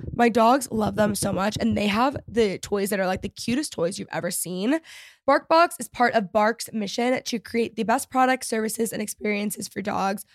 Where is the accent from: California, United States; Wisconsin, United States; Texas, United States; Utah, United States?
Texas, United States; growing up in Texas